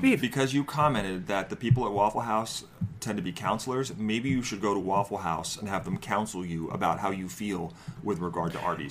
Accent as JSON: {"language": "English", "region": "New Jersey", "country": "United States", "also_born_or_lived": "New York", "moved": "yes", "said": "I'm from New Jersey and New York before that, where bagels are a thing."}